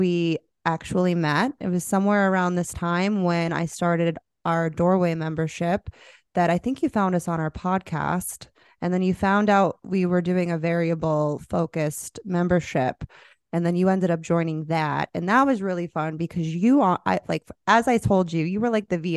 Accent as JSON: {"language": "English", "region": "Florida", "country": "United States", "moved": "yes", "said": "I'm from Florida"}